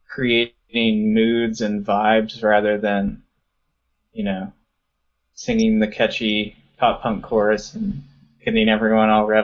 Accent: Baltimore, Maryland, United States; now in Northern Virginia, United States; we were born and raised in Baltimore, Maryland. Right now... I live in Northern Virginia, just outside of D.C.

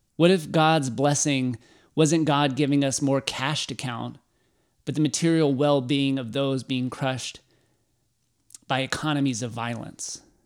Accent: Waco, Texas, United States; Growing up in Waco, going to a million Baylor sporting events

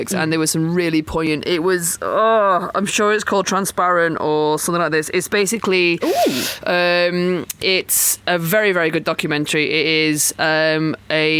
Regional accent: Chesterfield, East Midlands, United Kingdom; from where I'm from, which I'm from Chesterfield, which is I think about 98% white

